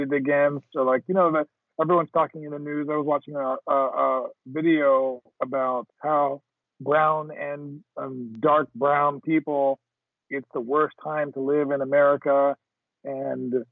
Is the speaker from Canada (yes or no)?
no; Jamaica; I'm Jamaican